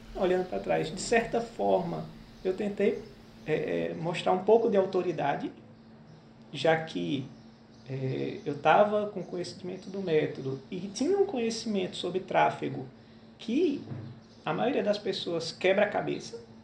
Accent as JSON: {"language": "Portuguese", "region": "interior of Pernambuco", "country": "Brazil", "also_born_or_lived": "metropolitan region of Recife", "moved": "as an adult", "said": "Eu sou do interior de Pernambuco, mas já há alguns anos eu vim para a região metropolitana"}